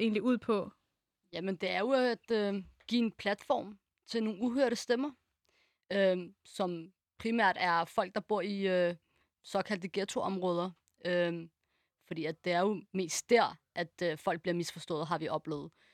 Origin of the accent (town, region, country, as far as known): Denmark; born or raised there